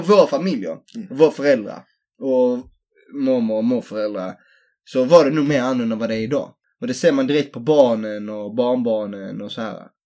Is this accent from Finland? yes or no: no; Helsingborg, Skåne, Sweden; jag är från Helsingborg